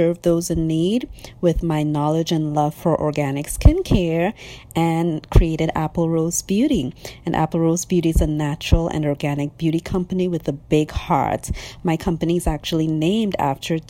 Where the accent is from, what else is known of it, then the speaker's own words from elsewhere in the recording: Trinidad & Tobago; also born or lived in North Carolina, United States; now in Atlanta, United States; I was born and raised in Trinidad and Tobago in the Caribbean, and now I live in Atlanta, Georgia.